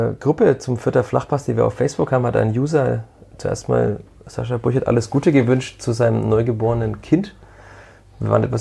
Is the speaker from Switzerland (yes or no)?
no; Berlin, Germany; born or raised there; now in Fürth, Germany